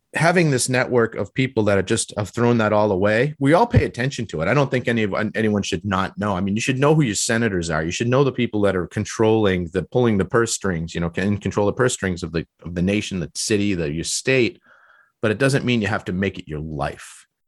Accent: Massachusetts, United States; that's the way I was raised and in Massachusetts.

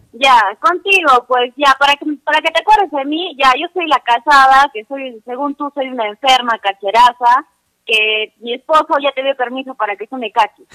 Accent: Arequipa, Peru; Yo soy de Arequipa

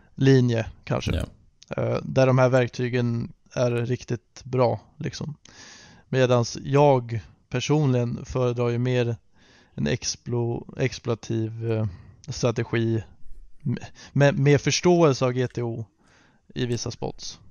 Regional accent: Sweden; som svensk

